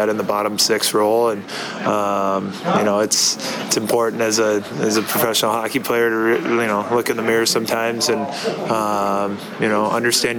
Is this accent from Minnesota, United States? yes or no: yes; Blaine, Minnesota, United States; born or raised there; now in Edmonton, Canada